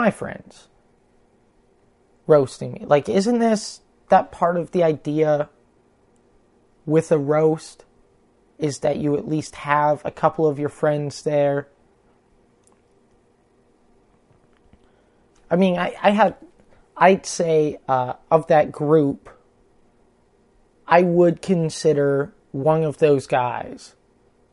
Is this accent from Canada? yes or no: yes; Canada; I'm Canadian